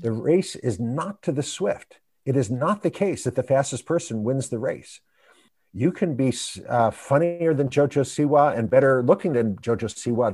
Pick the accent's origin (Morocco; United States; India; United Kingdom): United States; we Americans